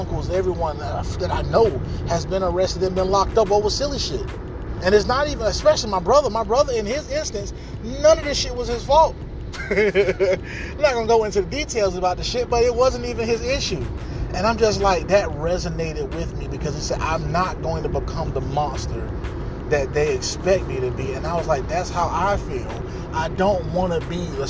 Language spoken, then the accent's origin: English; Atlanta, Georgia, United States; I'm from Atlanta, Georgia, man. I'm talking about the inner city of Atlanta, Georgia, man. I'm from the Pittsburgh community of Atlanta, Georgia